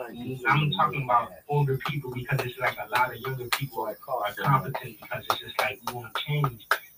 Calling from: Pleasantville, New Jersey, United States; I'm …, and I come from Pleasantville, Atlantic City, New Jersey.

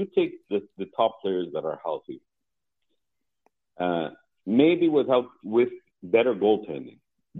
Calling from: Montreal, Quebec, Canada

